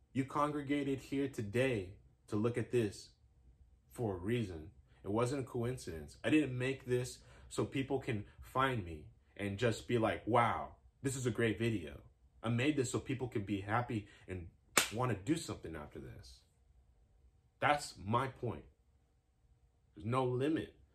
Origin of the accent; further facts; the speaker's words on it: West Coast, United States; I'm from the West Coast